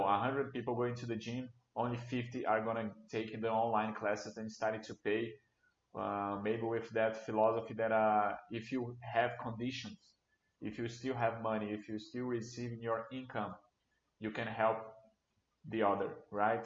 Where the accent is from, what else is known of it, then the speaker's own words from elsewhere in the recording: Brasília, Federal District, Brazil; a co-working company here in Brasilia. I'm from Brasilia.